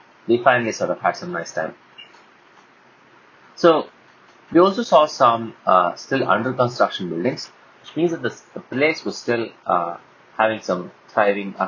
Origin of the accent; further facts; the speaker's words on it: India; We're all from India